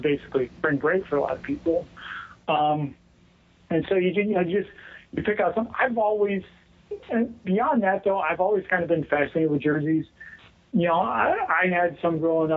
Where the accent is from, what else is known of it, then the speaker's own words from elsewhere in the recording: Western Pennsylvania, United States; moved away; I grew up in Western Pennsylvania